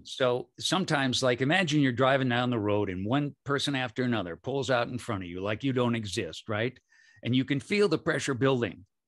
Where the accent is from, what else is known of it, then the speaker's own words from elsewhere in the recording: Michigan, United States; moved away; also born or lived in San Francisco / Berkeley; I grew up in Michigan, and then I lived in San Francisco and Berkeley